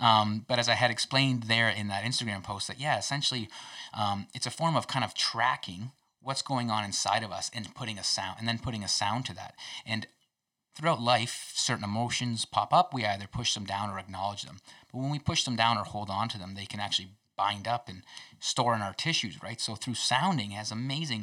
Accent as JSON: {"language": "English", "town": "Kingsville", "region": "Ontario", "country": "Canada", "tie": "born or raised there", "said": "So I'm from Ontario as well. Southwestern Ontario. So right down in Kingsville, Ontario, actually."}